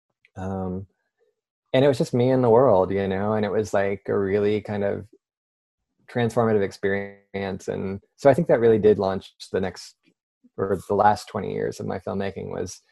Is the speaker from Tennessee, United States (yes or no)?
no; South Carolina, United States; moved away as an adult; also born or lived in Philadelphia, Pennsylvania / Amherst, Massachusetts / Paris, France / Durham, North Carolina; I was born in Philadelphia, but I moved to South Carolina when I was 7. Spent 10 years there